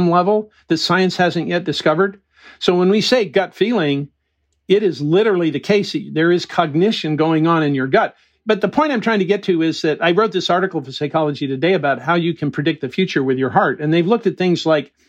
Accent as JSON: {"language": "English", "country": "United States", "tie": "born or raised there", "said": "I grew up in the Mojave Desert."}